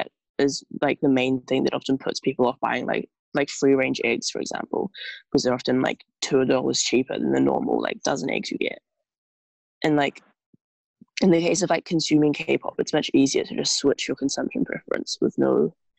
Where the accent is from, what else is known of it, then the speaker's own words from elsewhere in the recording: South East England, United Kingdom; I'm from Kent.